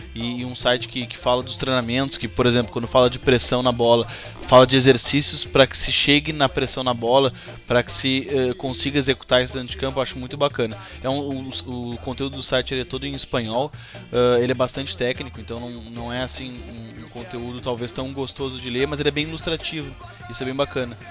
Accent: Porto Alegre, Rio Grande do Sul, Brazil; como sou de Porto Alegre

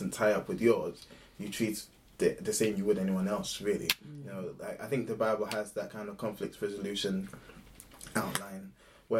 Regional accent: Ghana; growing up in Ghana

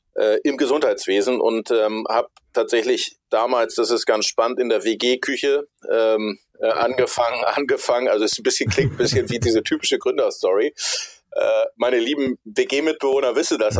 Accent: Hamburg, Germany; Bin aus Hamburg, bin Hamburger, bin hier bis auf meine Zeit äh, bei der Bundeswehr und zum Studium nie so richtig wirklich weggekommen.

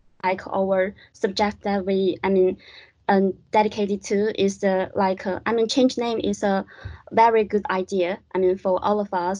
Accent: China; moved away as an adult; now in London, United Kingdom; I come from China.

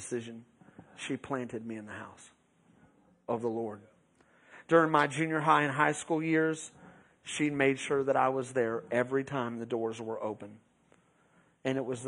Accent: Beeville, Texas, United States; also born or lived in Round Rock, Texas; We moved from Round Rock, Texas, to Beeville

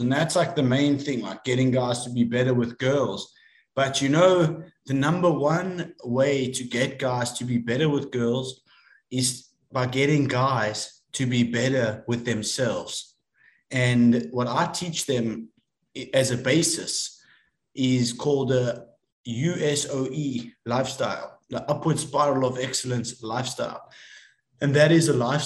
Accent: South Africa; I'm from South Africa

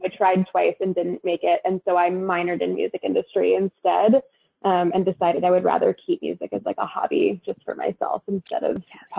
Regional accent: Fairfax, Virginia, United States; also born or lived in Harrisonburg, Virginia; So I grew up in Fairfax, Virginia, which for anyone who doesn't know where headquarters is very close to headquarters. So I know the area well. And then I went to James Madison University in Harrisonburg, Virginia

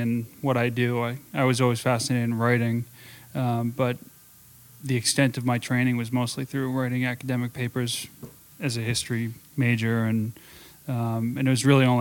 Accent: Arlington, Massachusetts, United States; moved away as an adult; also born or lived in Jackson Hole, Wyoming; I grew up in Arlington, Massachusetts, which is just a suburb 20 minutes outside of Boston

